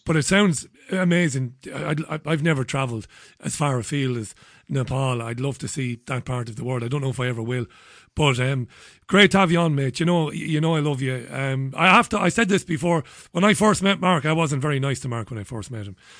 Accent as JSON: {"language": "English", "country": "Ireland", "also_born_or_lived": "Spain", "moved": "yes", "said": "I'm a Celtic, I'm an Irishman."}